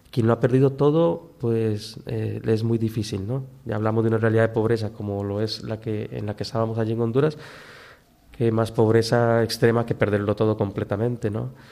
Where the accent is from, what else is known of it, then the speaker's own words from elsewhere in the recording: Cuba; moved away; De hecho, yo con esa familia, cuando yo salí de Cuba, yo no me pude despedir